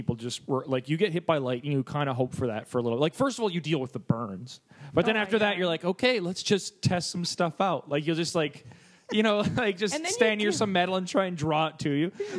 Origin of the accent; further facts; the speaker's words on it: Canada; I'm Canadian.